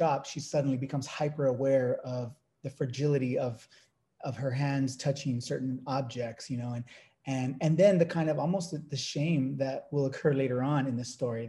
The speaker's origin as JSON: {"language": "English", "town": "Dinuba", "region": "California", "country": "United States", "tie": "born or raised there", "said": "the town I grew up in Central California, the town of Dinuba"}